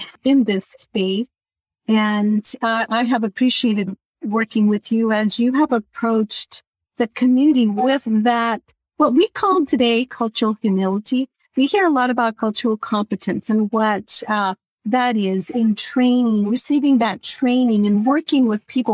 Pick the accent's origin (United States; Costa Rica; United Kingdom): Costa Rica; moved away; I was born in Central America and Costa Rica, so I'm very aware of my own culture and values and beliefs